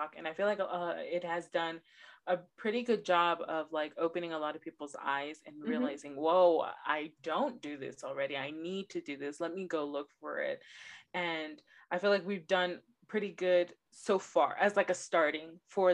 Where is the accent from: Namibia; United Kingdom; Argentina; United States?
United States; Los Angeles, California; I'm born and raised in Los Angeles